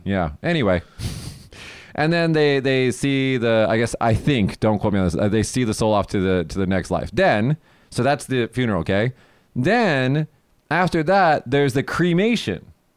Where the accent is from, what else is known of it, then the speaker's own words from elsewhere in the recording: United States; also born or lived in Japan; now in Kagoshima, Japan; I am American and Japanese